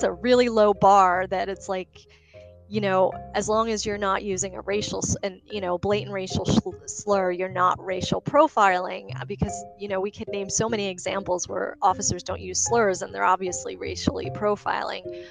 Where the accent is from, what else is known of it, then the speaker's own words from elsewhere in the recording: New York City, New York, United States; now in Arlington, United States; I grew up in Sunset Park, Brooklyn